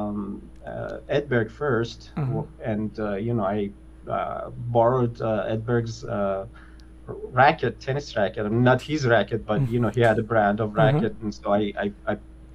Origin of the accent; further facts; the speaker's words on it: Isfahan, Iran; moved away as an adult; also born or lived in Tehran; I was born in Isfahan, which is the suburb of Isfahan, which is like the second largest city in Iran